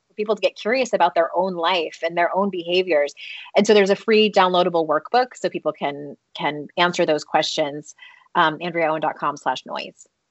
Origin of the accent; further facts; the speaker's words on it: United States; I grew up in the United States